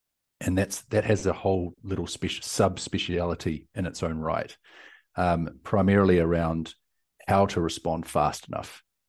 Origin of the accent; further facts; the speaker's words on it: South Island, New Zealand; now in Austin, United States; You hear from my accent and lingo, I guess, the things that I say. But I'm from New Zealand, down from the deep south, but currently in Austin, Texas.